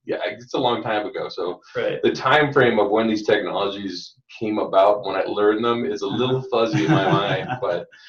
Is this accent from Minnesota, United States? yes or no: yes; Minnesota, United States; also born or lived in California; now in Colorado, United States; I was basically raised in Minnesota from then on